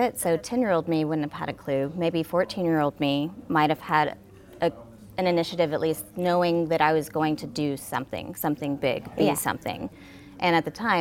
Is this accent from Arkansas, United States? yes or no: yes; Batesville, Arkansas, United States; moved away; Born and raised in Arkansas